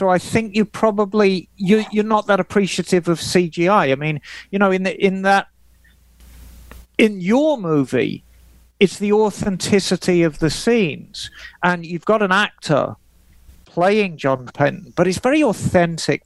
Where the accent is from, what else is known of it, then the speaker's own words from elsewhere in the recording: Birmingham, West Midlands, United Kingdom; as a child, I grew up in Birmingham